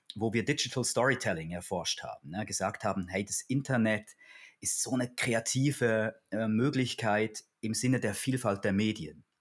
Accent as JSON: {"language": "German", "country": "Switzerland", "also_born_or_lived": "Basel", "said": "in der Schweiz, bin ja Schweizer, nach der Matura"}